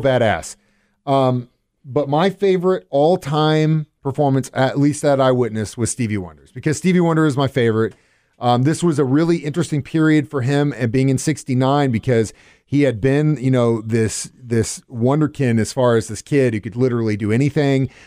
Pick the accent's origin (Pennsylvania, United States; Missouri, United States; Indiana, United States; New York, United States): Missouri, United States; Cape Girardeau; also born or lived in Springfield, Missouri area; growing up in Cape